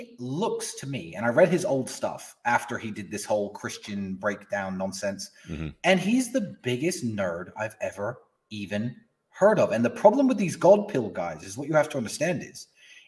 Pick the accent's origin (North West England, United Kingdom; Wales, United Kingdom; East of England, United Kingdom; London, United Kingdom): East of England, United Kingdom; Luton; I grew up in Luton, which is a shithole in England